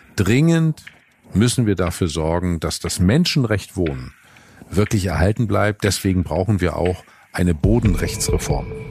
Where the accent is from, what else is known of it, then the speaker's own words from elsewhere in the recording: Northern Germany, Germany; als Norddeutscher weiß ich